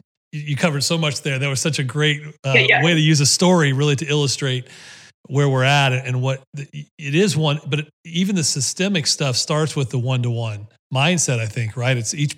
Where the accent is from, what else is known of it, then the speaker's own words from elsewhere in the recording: Ohio, United States; even though my papa was from the South, I was raised in Ohio.